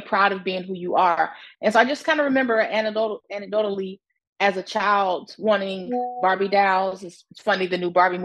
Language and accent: English; Detroit, Michigan, United States; I'm originally from Detroit, Michigan. So just growing up in Detroit, my family is from the American South